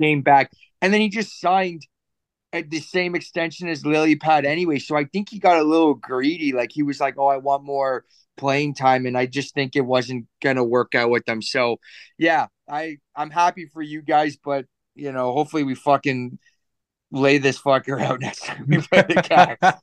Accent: Canada; as a Canadian

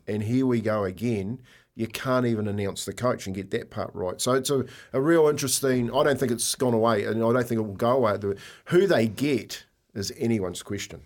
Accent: New Zealand

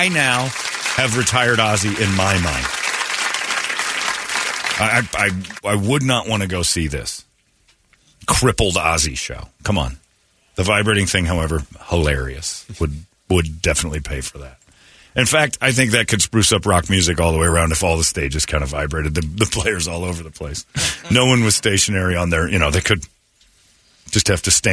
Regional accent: Philadelphia, Pennsylvania, United States; I'm from Philly

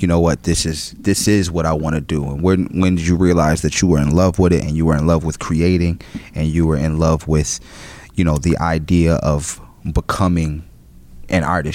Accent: New York, United States; I'm a New Yorker

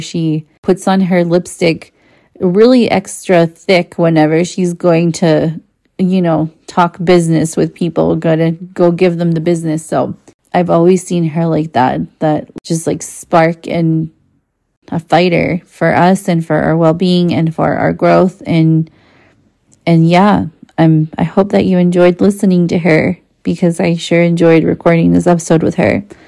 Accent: Mexico; first language Spanish; English is a second language; moved away as an adult; now in United States; I grew up in Mexico

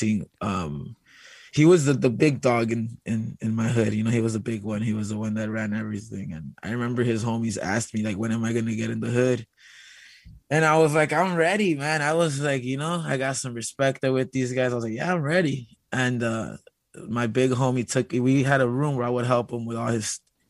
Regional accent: Los Angeles, California, United States; growing up here

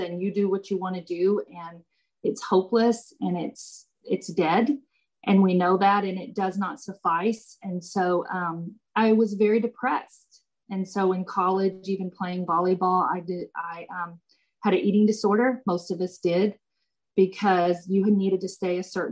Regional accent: about an hour from Austin, Texas, United States; It's about an hour from Austin, Texas. And I went to Mary Hardin Baylor, which is in Belton, Texas. Now, I grew up with my husband.

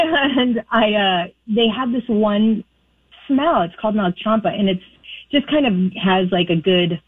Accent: California, United States; I grew up in California, so I used to go to a lot of Hare Krishna temples down there when my mom was a hippie.

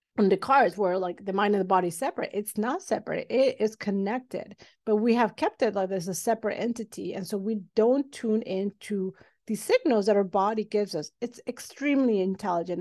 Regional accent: Mexico City, Mexico; now in Los Angeles, United States; I'm originally from Mexico City, but I did all my schooling training here in the United States

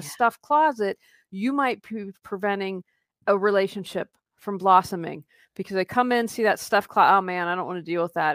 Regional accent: Wheeling, West Virginia, United States; moved away as an adult; also born or lived in Raleigh, North Carolina; Wheeling, West Virginia. It's where I grew up, and my husband and I moved back last year

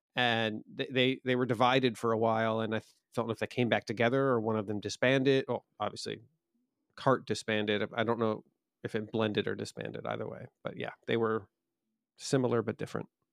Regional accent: United States; as an American

